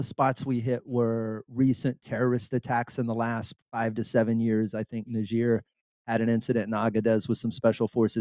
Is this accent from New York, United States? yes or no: no; Southeast Texas, United States; a little kid from Southeast Texas